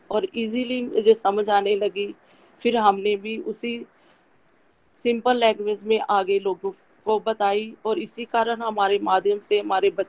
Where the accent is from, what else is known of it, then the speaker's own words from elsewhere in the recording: Batala, Punjab, India; मैं बटाला से बिलोंग करती हूँ